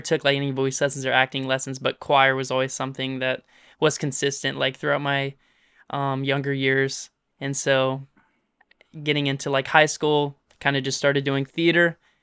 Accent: Olive Branch, Mississippi, United States; also born or lived in Memphis, Tennessee; we moved into Mississippi

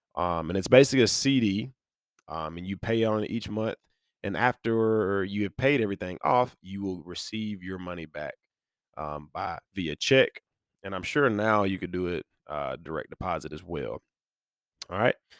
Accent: near Birmingham, Alabama, United States; So I grew up near Birmingham, Alabama, which is the bigger metro, um, in the central region of Alabama where I'm from

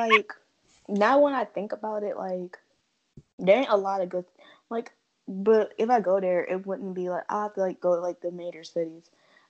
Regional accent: United States; as an American

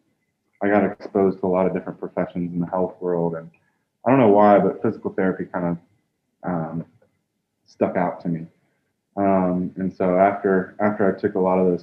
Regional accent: Columbia, South Carolina, United States; I grew up in Columbia, South Carolina

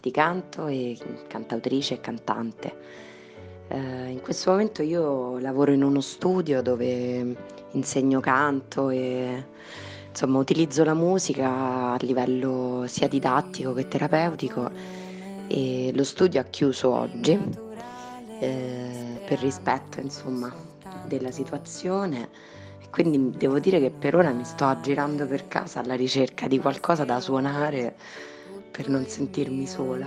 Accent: Rome, Lazio, Italy; sono di Roma

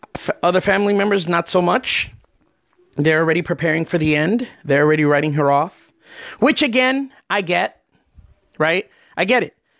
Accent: New Jersey, United States; now in Florida, United States; I'm from New Jersey

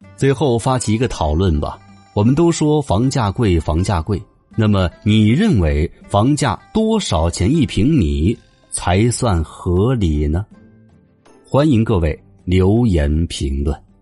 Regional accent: China; 我们中国人

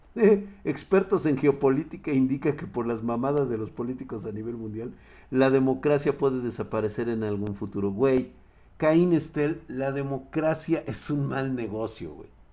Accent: Mexico; como mexicanos

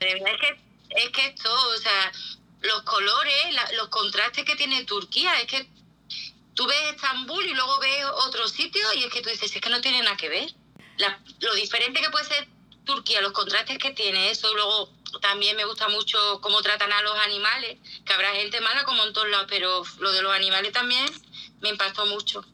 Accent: Spain; yo soy una mujer española

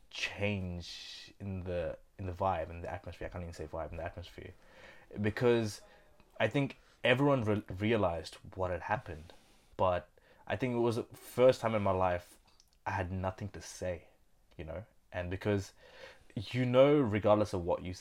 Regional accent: India; moved away; I grew up with him in India as well.

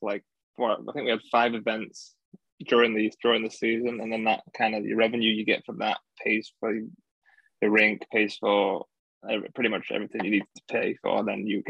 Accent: Doncaster, Yorkshire and the Humber, United Kingdom; Yeah, it's like 20 minutes away from Sheffield, really.

